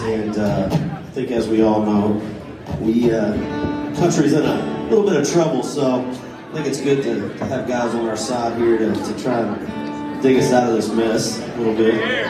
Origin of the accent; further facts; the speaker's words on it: Macon, Georgia, United States; I was born and raised in Macon, Georgia, my hometown.